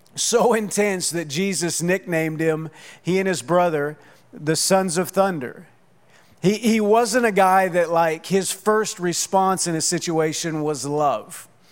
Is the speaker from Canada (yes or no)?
no; Oklahoma, United States; now in Southwest Florida, United States; I grew up in Oklahoma